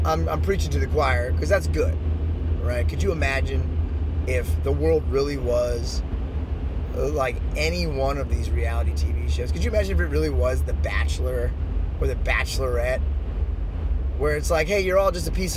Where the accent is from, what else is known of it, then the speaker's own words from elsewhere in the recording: Washington, D.C. area, Maryland, United States; I grew up in and around the Washington, D.C. area